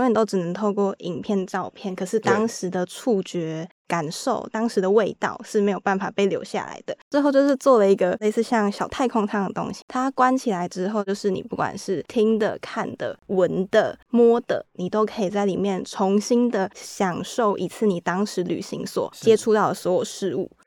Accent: Taiwan; 我来自台湾

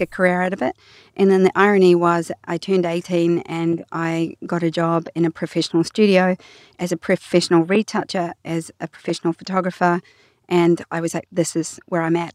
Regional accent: New Zealand; I love being a Kiwi

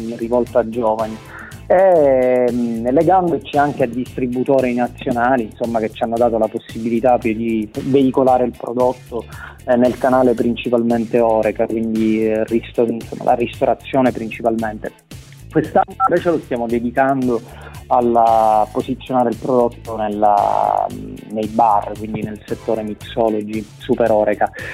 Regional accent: Sicily, Italy; in siciliano dalle nostre parti detta niepeta

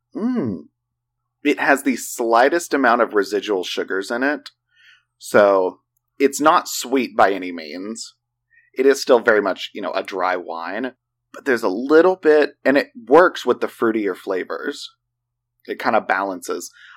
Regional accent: Oklahoma, United States; We, we're from Oklahoma.

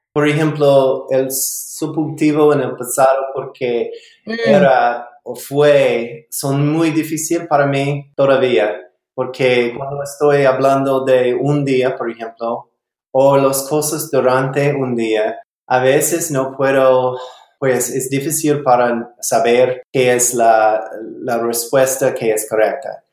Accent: South Carolina, United States; Spanish is a second language; now in Bozeman, United States; yo nací en Carolina del Sur, en Norteamérica, en los Estados Unidos, pero ahora yo vivo en Bozeman, Montana

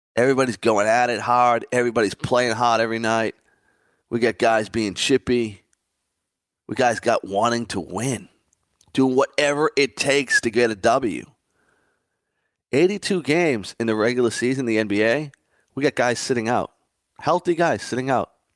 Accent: Boston, Massachusetts, United States; growing up in Boston, I was a huge Red Sox fan

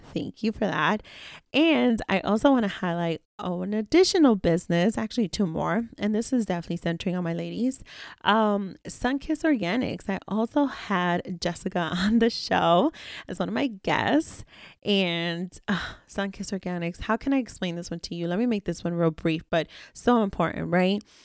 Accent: New York City, New York, United States; I was very much so raised around plenty of people within my childhood communities, within my, you know, South Bronx building

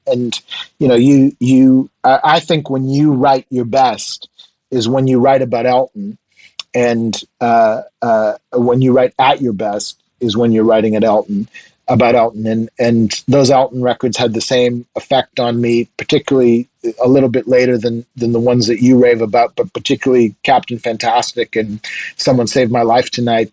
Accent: Nova Scotia, Canada; also born or lived in Quebec; I was born in a mining town in Quebec that doesn't exist anymore. When the when the mine dried up, the people dried up too. Um, so I ended up being raised in Nova Scotia

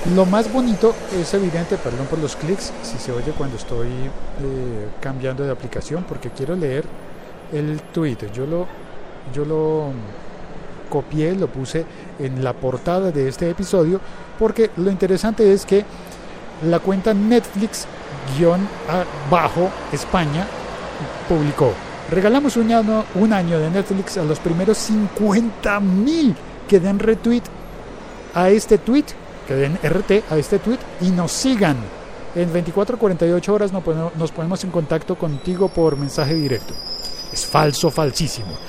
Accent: Colombia; mi país

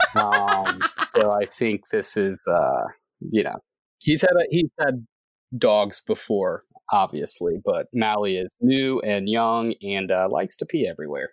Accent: Columbia, South Carolina, United States; now in Charleston, United States; I grew up in Columbia, South Carolina

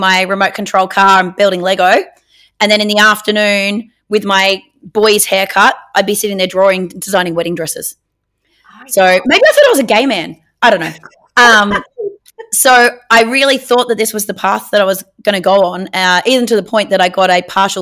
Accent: Northern Rivers, New South Wales, Australia; also born or lived in Penrith, New South Wales / Evans Head, New South Wales / Woodburn, New South Wales; I spent the first 9 years of my life living in a trailer park in an itty-bitty teeny-weeny town called Austinville, which is between Ballina and Lismore

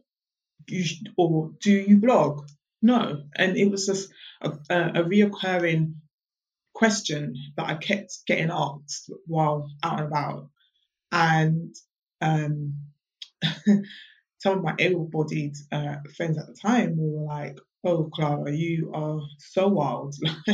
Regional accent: London, United Kingdom; I'm born and bred in London

